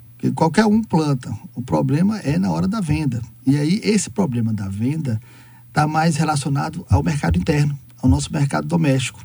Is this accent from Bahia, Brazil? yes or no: yes; Bahia, Brazil; nós que somos baianos, nós somos é, diferentes